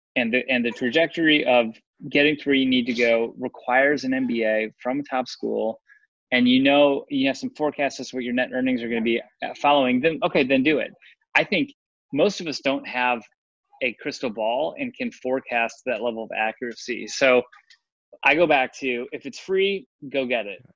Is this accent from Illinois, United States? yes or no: yes; Chicago, Illinois, United States; I'm from Chicago, went to school in Chicago